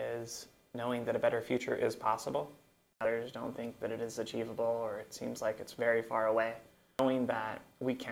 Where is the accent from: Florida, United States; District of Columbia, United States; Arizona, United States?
Arizona, United States; Phoenix; also born or lived in Mesa, Arizona; I'm from Central Phoenix. I was born in Mesa in 1984